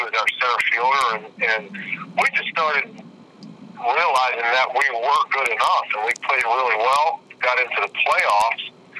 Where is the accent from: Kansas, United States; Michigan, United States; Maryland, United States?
Maryland, United States; Baltimore; I'm from Baltimore, and I'm still an Oriole fan